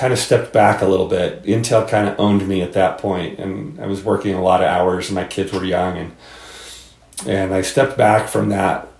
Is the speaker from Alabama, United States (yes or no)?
no; Southern California, United States; also born or lived in Munich, Germany; I was born in Southern California.